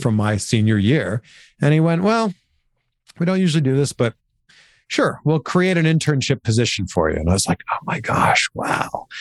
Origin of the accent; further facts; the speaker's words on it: Pickering, Ontario, Canada; I grew up in Canada, just outside of Toronto, in a town called Pickering, so just east of Toronto